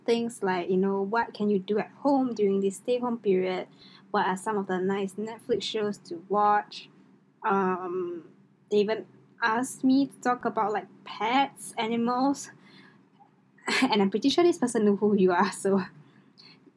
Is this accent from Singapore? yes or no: yes; Singapore; I am Singaporean, female obviously